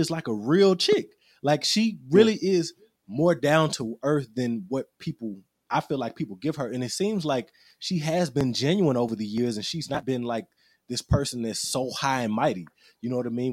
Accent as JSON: {"language": "English", "town": "Little Rock", "region": "Arkansas", "country": "United States", "tie": "born or raised there", "said": "I'm Little Rock born and raised"}